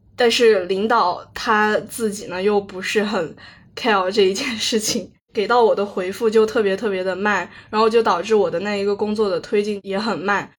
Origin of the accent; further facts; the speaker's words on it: Kunming, Yunnan, China; 我是土生土长的云南昆明人嘛，从小学到高中的话，一直就是按部就班地读书，读书，读书。高考的话就考入了云南大学